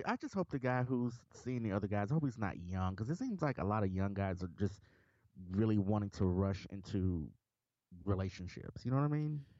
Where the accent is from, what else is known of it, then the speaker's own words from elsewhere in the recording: Memphis, Tennessee, United States; I'm, I'm from Memphis